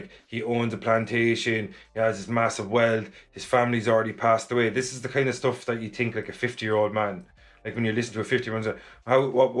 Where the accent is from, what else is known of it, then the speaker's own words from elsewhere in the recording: Ireland; as being Irish